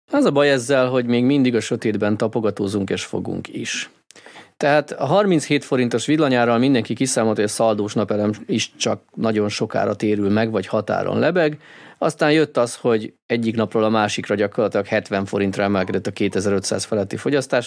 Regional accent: Hungary

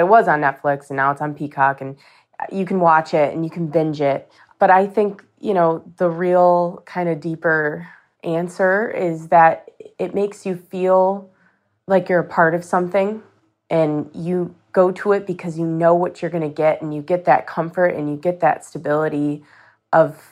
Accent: Rochester, New York, United States; I'm from Rochester, New York

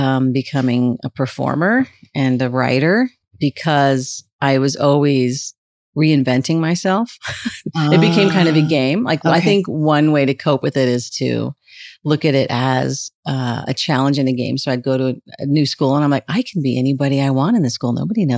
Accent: California, United States; Oh my goodness. I grew up all over Southern California. It's really hard when people ask me that question. I just say Southern California because my mother moved a lot.

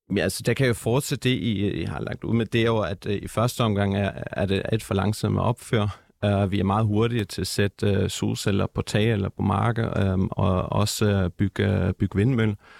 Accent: Germany; now in Denmark; jeg er opvokset i Tyskland

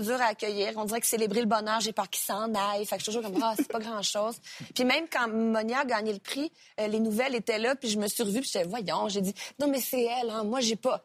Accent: Sorel-Tracy, Quebec, Canada; also born or lived in Repentigny; je suis née à Repentigny, pour te corriger, mais j'ai euh, grandi à Sorel-Tracy.

